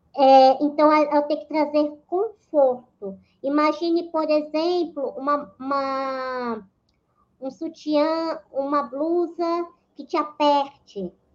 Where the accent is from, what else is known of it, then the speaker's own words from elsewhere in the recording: Aracaju, Sergipe, Brazil; moved away as an adult; now in São Paulo, Brazil; eu moro em São Paulo desde 2008. Na realidade, eu sou natural de Aracaju, Sergipe